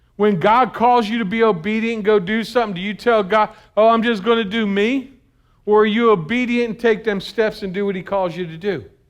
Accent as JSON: {"language": "English", "country": "United States", "said": "being an American Christian"}